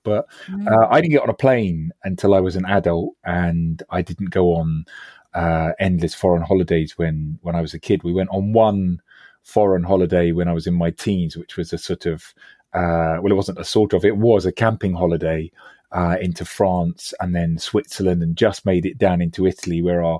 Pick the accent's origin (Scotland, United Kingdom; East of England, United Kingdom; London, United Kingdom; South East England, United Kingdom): London, United Kingdom; I mean, for a start, I grew up in West London.